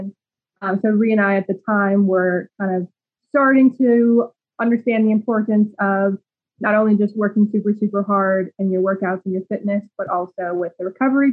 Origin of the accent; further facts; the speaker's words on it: Denver, Colorado, United States; moved away as an adult; now in Florida, United States; from Denver, Colorado, but just recently moved to sunny Florida.